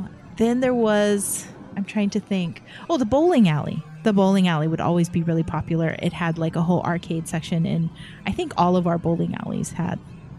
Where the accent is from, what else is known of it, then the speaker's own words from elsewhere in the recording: Hawaii, United States; When I was growing up in Hawaii, we had some really small little hole in the wall.